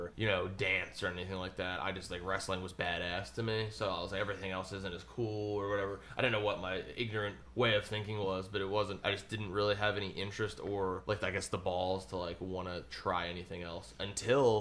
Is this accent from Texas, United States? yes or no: no; Aston, Pennsylvania, United States; I grew up in Aston, which is like 15 minutes from the Arasafa Farms.